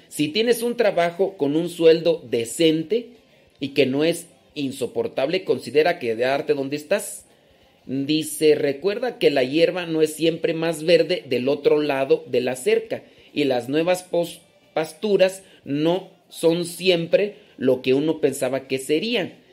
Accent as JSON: {"language": "Spanish", "town": "Los Órganos", "region": "Guanajuato", "country": "Mexico", "tie": "born or raised there", "also_born_or_lived": "Acámbaro, Guanajuato", "moved": "yes", "said": "yo no soy de Acámbaro, pero nací ahí. Eh, después me crié en Los Órganos, Guanajuato"}